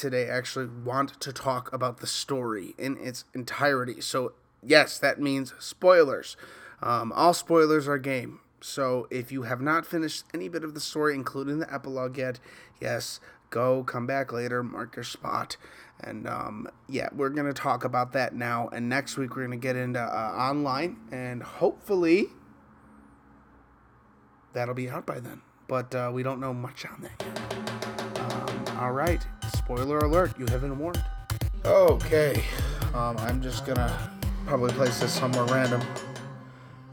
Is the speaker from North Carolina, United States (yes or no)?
no; Chicago, Illinois, United States; I grew up in the Midwest, Chicago